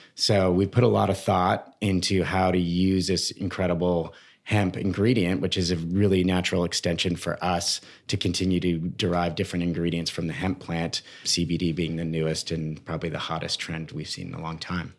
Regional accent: Toronto, Ontario, Canada; moved away as an adult; also born or lived in British Columbia; now in United States; I grew up in Toronto.

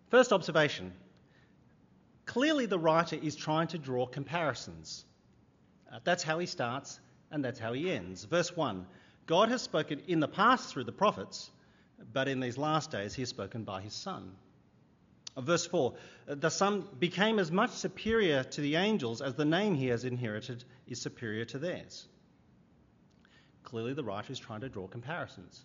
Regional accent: Sydney, New South Wales, Australia; I grew up in Sydney

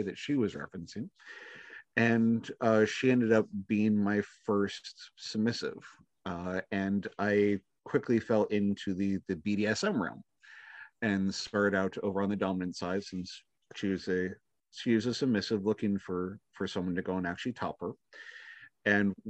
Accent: Minnesota, United States; born and raised in Minnesota

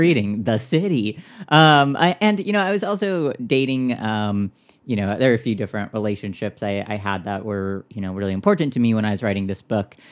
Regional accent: Orange County, Southern California, United States; moved away; also born or lived in Minneapolis / Saint Louis / Chicago / New York; I grew up in Southern California in, in Orange County

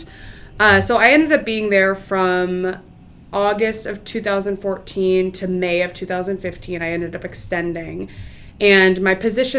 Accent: Northfield, Minnesota, United States; I grew up in Northfield, so college town.

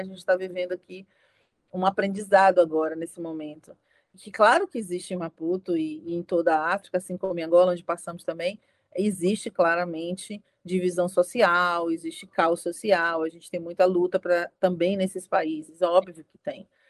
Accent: Brazil; Todos nós aqui somos brasileiros

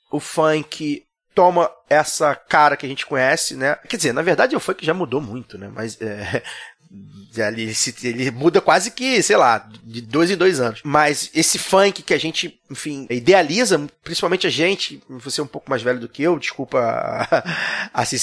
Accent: Rio de Janeiro, Brazil; Eu sou de Maria da Graça, né?

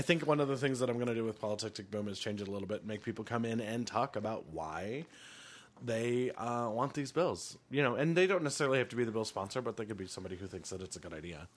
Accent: Helena, Montana, United States; I grew up in Helena

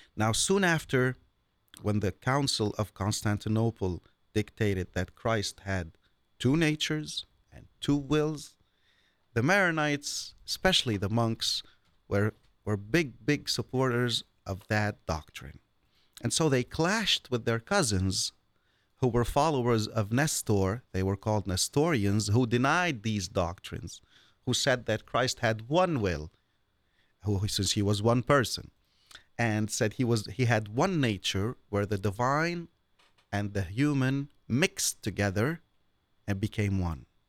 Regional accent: Beirut, Beirut Governorate, Lebanon; moved away; also born or lived in mountains of Lebanon; I was born and I grew up in Beirut all my life.

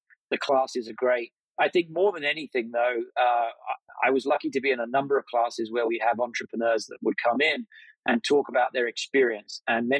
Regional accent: United Kingdom; also born or lived in Cambridge; I was born in Cambridge and then grew up just outside London.

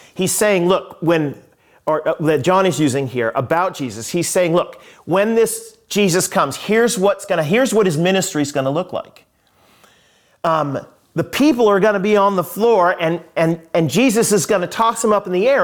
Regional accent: United States; I'm an American

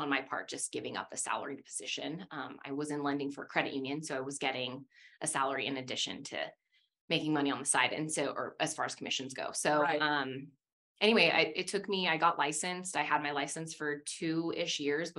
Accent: West Jordan, Utah, United States; also born or lived in Salt Lake City; I actually grew up in West Jordan specifically, and well, moved around a lot

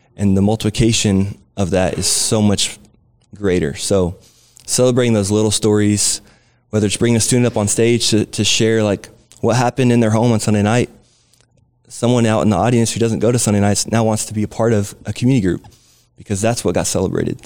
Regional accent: Southern California, United States; now in San Antonio, United States; I grew up in Southern California

